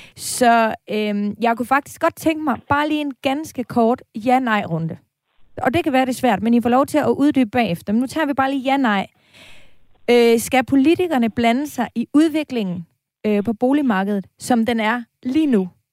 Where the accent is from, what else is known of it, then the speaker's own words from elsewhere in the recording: Aarhus, Central Denmark Region, Denmark; now in Copenhagen, Denmark; altså nu er jeg fra Aarhus, og jeg bor i København